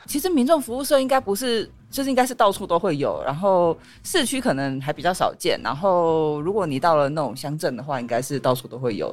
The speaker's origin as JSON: {"language": "Chinese", "region": "Kaohsiung", "country": "Taiwan", "tie": "born or raised there", "said": "我其实是盐城长大的，然后在地所以盐城人。对，在地盐城人。然后我虽然中间有搬家，可是我其实住的范围都没有离开港口的旁边"}